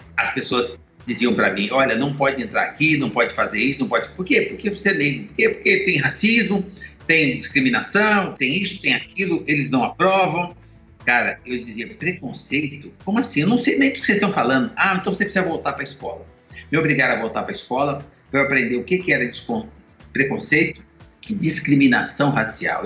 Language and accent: Portuguese; Minas Gerais, Brazil; now in São Paulo, Brazil; eu sou mineiro